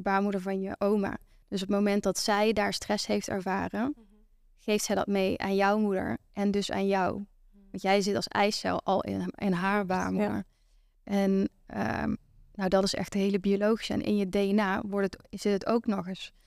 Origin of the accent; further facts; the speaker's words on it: Venlo, Limburg, Netherlands; Ik kom uit Venlo